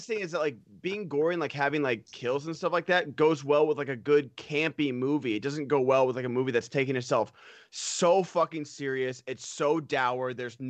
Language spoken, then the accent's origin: English; Central Valley, California, United States; like I'm from the Central Valley